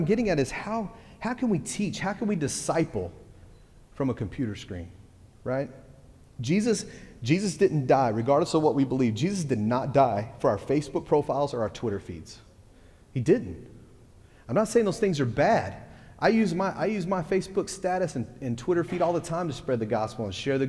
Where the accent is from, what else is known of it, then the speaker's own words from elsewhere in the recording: Texas, United States; I'm from Texas